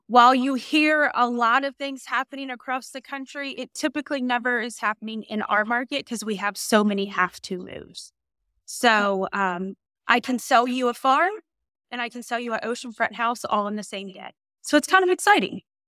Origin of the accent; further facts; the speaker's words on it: Norfolk, Virginia, United States; now in Suffolk, United States; I am born and raised in Norfolk, Virginia